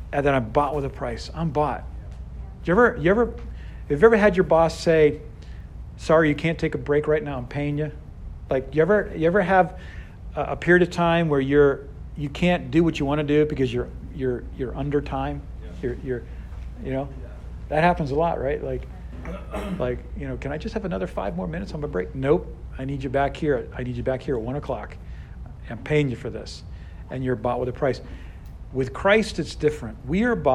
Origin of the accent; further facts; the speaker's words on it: Boston, Massachusetts, United States; now in Houston, United States; I'm from Boston